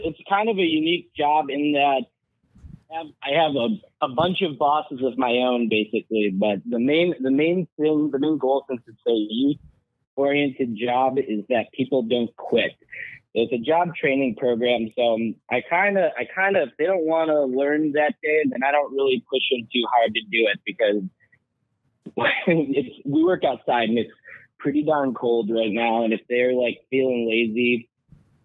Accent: Chicago, Illinois, United States; also born or lived in Washington State; now in Washington, United States; I'm from Chicago

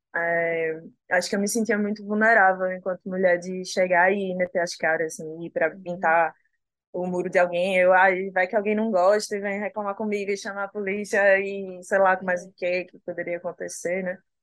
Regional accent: Northeast Region, Brazil; eu me decidi é, ser e me manter enquanto uma artista nordestina, né? de continuar no lugar de onde eu sou

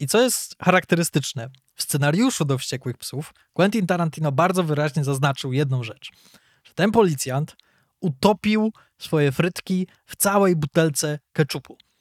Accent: Poland; my jesteśmy z Polski

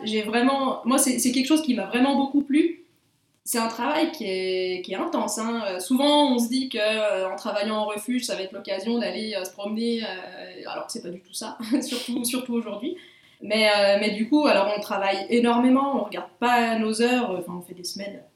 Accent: Bellevaux, Auvergne-Rhône-Alpes, France; moved away as an adult; also born or lived in Belgium; je suis née en Haute-Savoie et euh, j'ai grandi dans le massif du Chablais, dans un petit village de montagne qui s'appelle Bellevaux

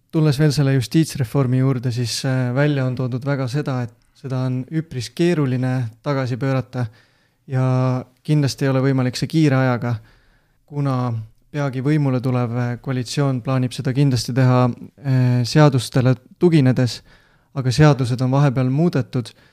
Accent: Võru, Võru County, Estonia; pärit olen Võrust

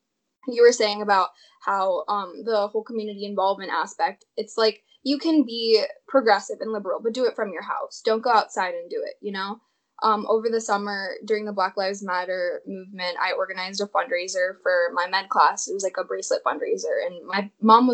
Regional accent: St. Louis, Missouri, United States; also born or lived in Kansas City, Missouri; I'm from Missouri

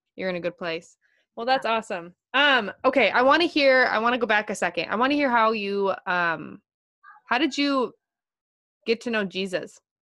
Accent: Minnesota, United States; I just love meeting fellow Minnesotans

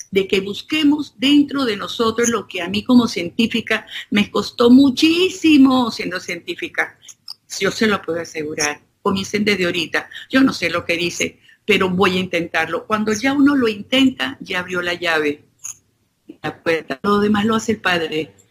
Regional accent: Venezuela; Yo, vengo de Venezuela y, de verdad que me, me estuve tranquilo

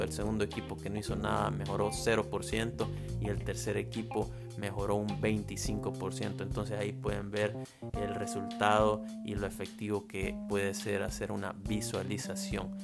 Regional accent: El Salvador; soy del Salvador

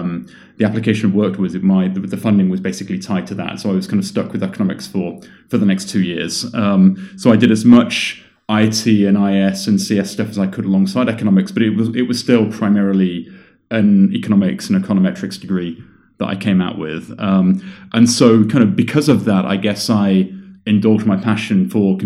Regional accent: London, United Kingdom; moved away as an adult; now in California, United States; I was born in London in June of 1979

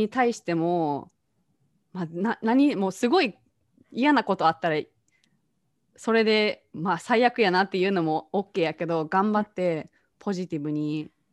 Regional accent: Japan; moved away as an adult; now in United States; 日本で育った

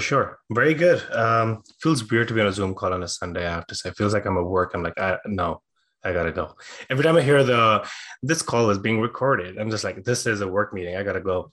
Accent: India; moved away as an adult; also born or lived in Dublin, Ireland; I was born and raised in India

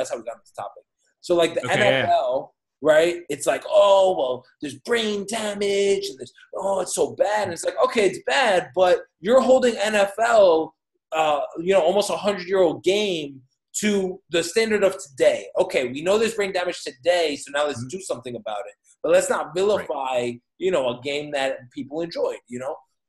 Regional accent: New York, United States; moved away as an adult; now in San Juan, Puerto Rico; I grew up in New York

